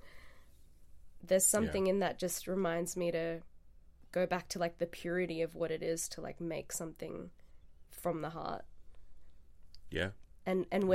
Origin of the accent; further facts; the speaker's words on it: India; moved away; my home country